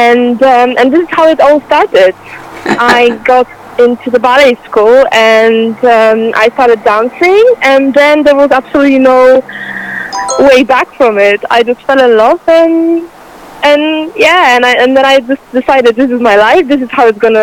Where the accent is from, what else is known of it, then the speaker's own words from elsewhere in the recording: Poland; moved away as an adult; now in London, United Kingdom; I'm from Poland